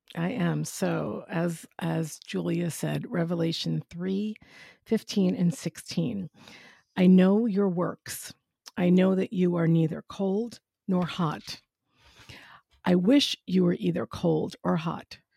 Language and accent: English; New York, United States; accent: New York; now in West Palm Beach, United States; I'm originally from New York